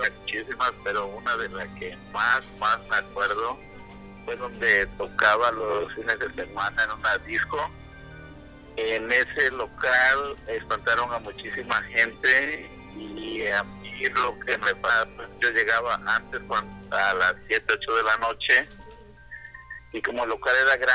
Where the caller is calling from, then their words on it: Seattle, Washington, United States; De Seattle, del estado de Washington.